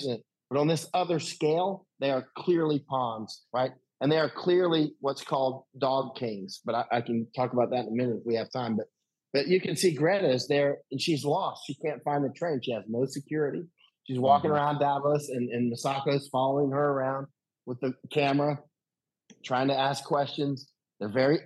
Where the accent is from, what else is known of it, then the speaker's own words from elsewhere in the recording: United States; I'm American